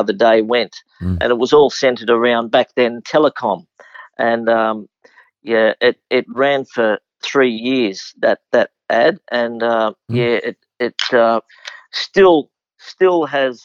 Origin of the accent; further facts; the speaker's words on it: Sydney, New South Wales, Australia; I was local to Canterbury Racecourse growing up in Ashfield